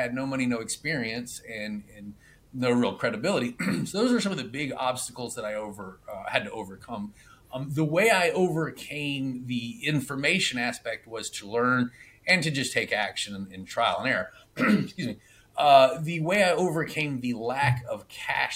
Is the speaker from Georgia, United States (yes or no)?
yes; Atlanta, Georgia, United States; moved away as an adult; now in Clearwater, United States; I am from Atlanta. My offices are in Atlanta. Recently, I've moved down to Clearwater, Florida. So I actually live in Florida at the moment